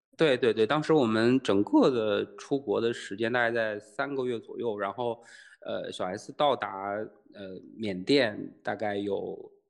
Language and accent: Chinese; Tieling, Liaoning, China; now in Shanghai, China; 来自宇宙的尽头李雪琴的故乡赵本山口中的大城市铁岭